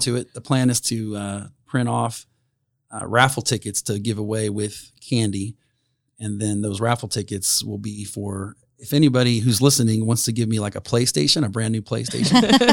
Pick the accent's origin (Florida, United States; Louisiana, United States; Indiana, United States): Indiana, United States; Fairmount; born or raised there; moved away as an adult; also born or lived in Anderson, Indiana / Alexandria, Indiana / Summitville, Indiana / Philadelphia